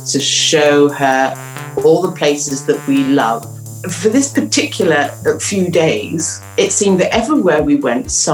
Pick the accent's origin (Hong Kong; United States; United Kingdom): United Kingdom; Cornwall, South West England; we're into the fourth generation here now